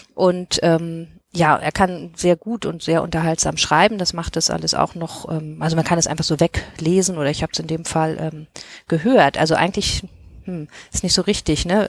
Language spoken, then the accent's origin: German; Hamburg, Germany; also ich bin ja aus Hamburg